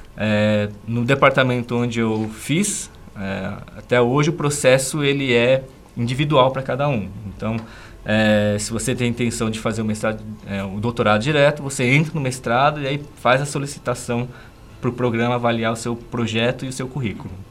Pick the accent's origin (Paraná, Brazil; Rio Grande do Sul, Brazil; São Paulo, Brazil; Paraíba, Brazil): São Paulo, Brazil; moved away as an adult; also born or lived in Sorocaba; now in Guarapuava, Brazil; Eu, como paulistano, né, pessoa que nasceu lá em São Paulo, nunca gostei da cidade de São Paulo